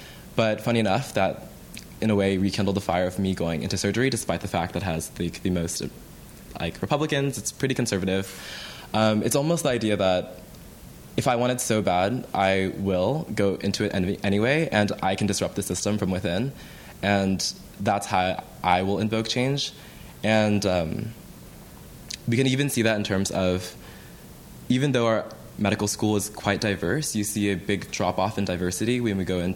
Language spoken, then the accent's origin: English; Los Angeles, California, United States; also born or lived in Texas; now in San Francisco, United States; I was born and raised in Los Angeles with like raging atheist parents, and then I went to Texas for undergrad